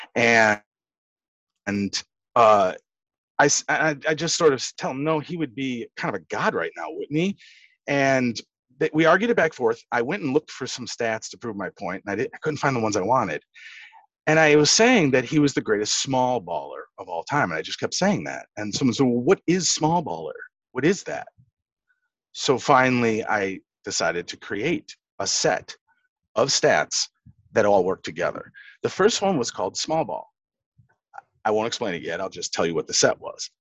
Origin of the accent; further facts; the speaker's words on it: Chicago, Illinois, United States; I'm from Chicago.